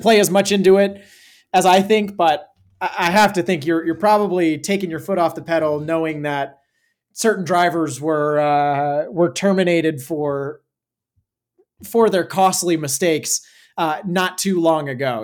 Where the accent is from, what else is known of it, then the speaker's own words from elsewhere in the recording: Arizona, United States; Growing up in Arizona